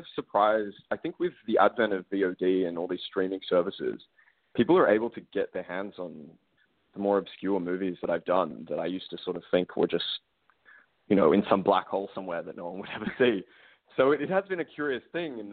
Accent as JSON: {"language": "English", "country": "Australia", "tie": "born or raised there", "said": "I'm Australian. I grew up in a country where, gun laws are just different where I come from"}